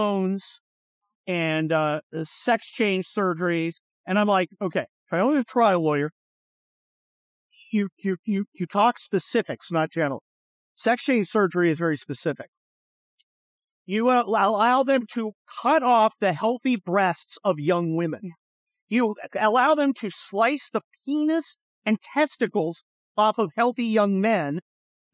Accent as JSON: {"language": "English", "town": "San Francisco", "region": "California", "country": "United States", "tie": "born or raised there", "said": "I'm from San Francisco, right? I grew up near San Francisco"}